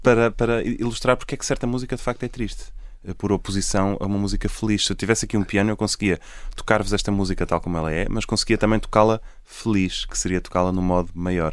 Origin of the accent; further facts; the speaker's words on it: Portugal; moved away; nascemos em Portugal